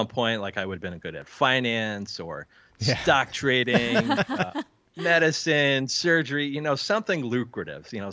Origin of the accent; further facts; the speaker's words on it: Bristol, Connecticut, United States; I was born right in Bristol, Connecticut.